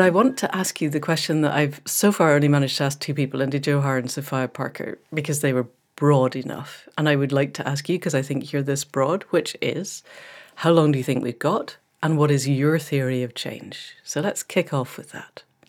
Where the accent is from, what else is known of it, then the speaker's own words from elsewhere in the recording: Scotland, United Kingdom; moved away; a fellow Scot